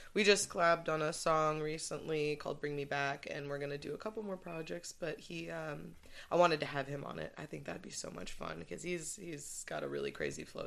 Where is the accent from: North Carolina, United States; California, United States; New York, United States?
California, United States; Santa Barbara; moved away as an adult; now in San Diego, United States; I'm from Santa Barbara